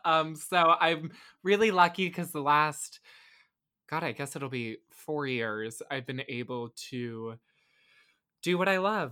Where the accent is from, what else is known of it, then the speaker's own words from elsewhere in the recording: Tampa, Florida, United States; Yeah, well, I was born in 1999, I grew up in Tampa right until I went to college. I guess for a year I lived in St. Pete, but I don't really remember it.